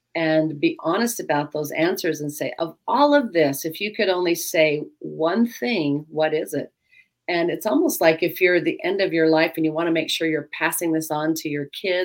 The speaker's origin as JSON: {"language": "English", "town": "Rexburg", "region": "Idaho", "country": "United States", "tie": "born or raised there", "said": "in my hometown"}